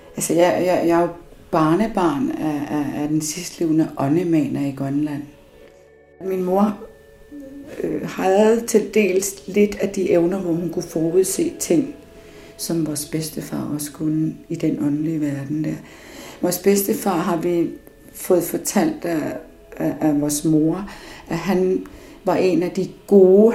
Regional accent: Copenhagen, Capital Region of Denmark, Denmark; also born or lived in Upernavik, Greenland / Thule, Greenland; Jeg voksede op i Danmark øh, og ynder at sige noget så dansk som mit kolonihavehus ude på Amager. Sådan noget helårsbeboelse, der er jeg vokset op

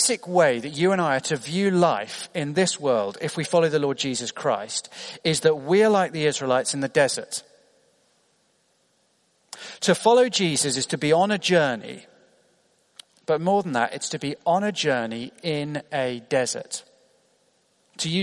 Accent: United Kingdom; as a British teenager

